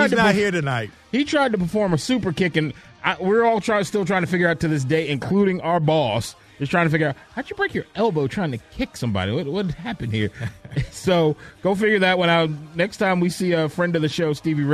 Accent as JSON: {"language": "English", "region": "the North", "country": "United States", "moved": "yes", "lives_now": "Atlanta, United States", "said": "I'm a Northerner"}